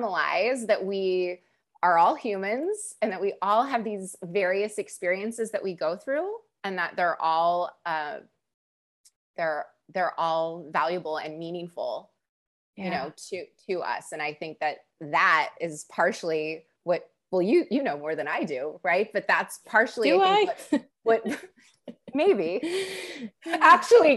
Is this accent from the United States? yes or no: yes; California, United States; accent: Californian; I'm a third generation Californian. And speaking of imposter syndrome, I do sound like a Californian.